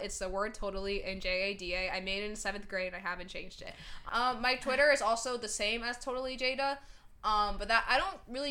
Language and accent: English; New Jersey, United States; first language English; I just speak English. We're from New Jersey.